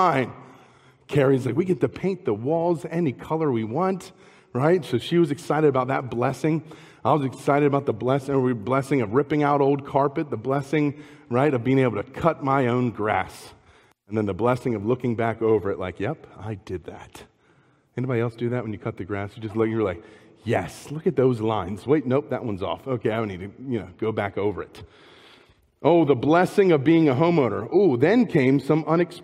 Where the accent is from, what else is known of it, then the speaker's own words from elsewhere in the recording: Maryland, United States; moved away as an adult; also born or lived in Spokane, Washington; we're from Maryland originally